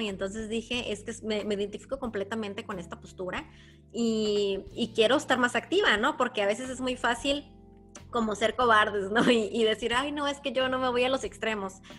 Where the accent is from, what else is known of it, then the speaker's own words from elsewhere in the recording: Ensenada, Baja California, Mexico; en Ensenada, de donde yo soy